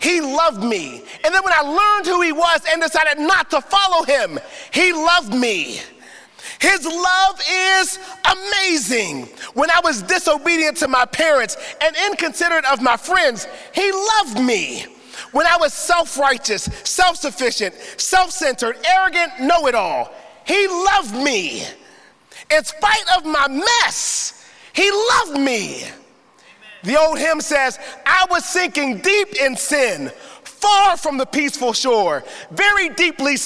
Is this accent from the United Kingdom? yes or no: no; Pittsburgh, Pennsylvania, United States; I was born and raised in Pittsburgh and not in the best of neighborhoods